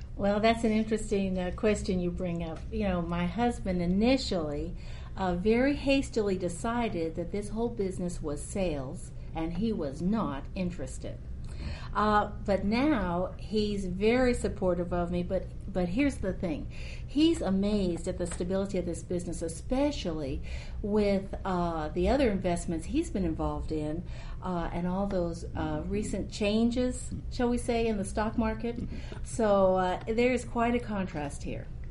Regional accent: Houston, Texas, United States; Rice University in Houston, where I was raised

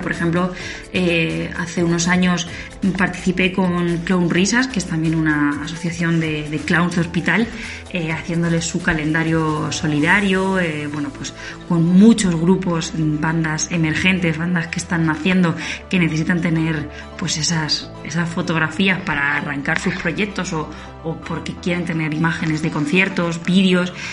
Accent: Daimiel, Castilla-La Mancha, Spain; aquí en Daimiel, en mi pueblo

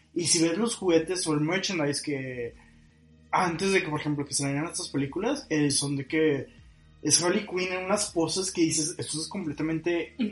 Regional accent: Monterrey, Nuevo León, Mexico; nuestra personalidad como regios

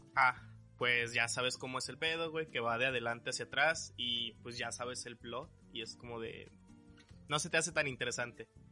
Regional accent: Jalisco, Mexico; moved away; soy de Jalisco

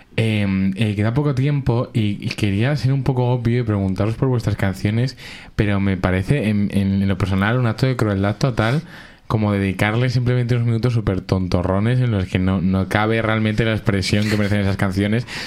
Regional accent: Alcorcón, Community of Madrid, Spain; Yo soy igual de inmigrante siendo de Alcorcón

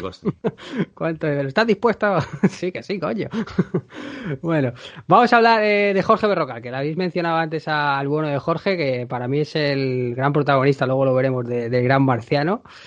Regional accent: near a town in the province of Toledo, Castilla-La Mancha, Spain; la sede está cerca de mi pueblo

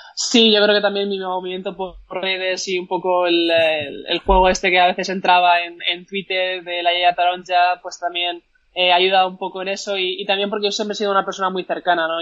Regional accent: Valencia, Valencian Community, Spain; yo soy valenciana

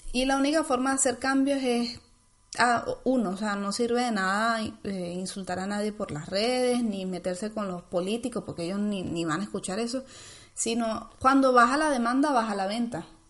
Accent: Venezuela; moved away; venimos de Venezuela

